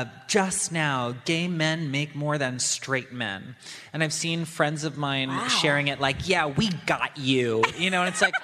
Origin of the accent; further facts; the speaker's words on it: New York City, New York, United States; I grew up in New York City.